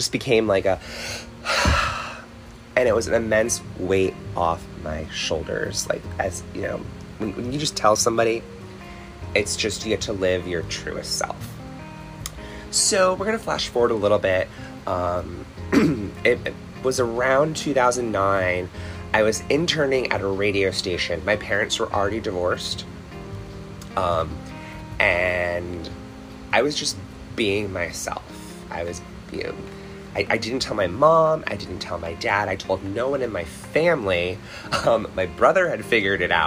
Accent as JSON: {"language": "English", "region": "Connecticut", "country": "United States", "tie": "born or raised there", "said": "I stayed in my hometown, and went to Central Connecticut State University, CCSU"}